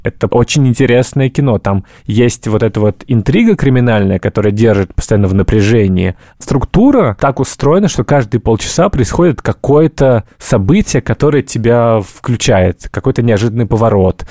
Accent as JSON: {"language": "Russian", "region": "Moscow", "country": "Russia", "tie": "born or raised there", "said": "У меня папа э, приехал из э, Казахстана, я родился уже в Москве"}